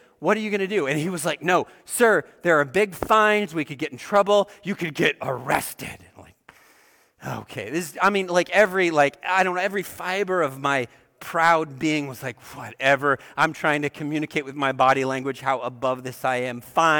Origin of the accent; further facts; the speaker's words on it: Oregon, United States; I grew up in Oregon, which is an interesting state for a lot of reasons.